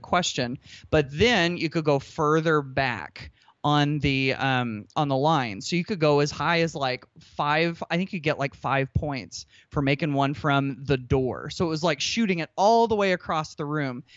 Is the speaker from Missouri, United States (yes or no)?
no; Indiana, United States; I'm from Indiana. Basketball is life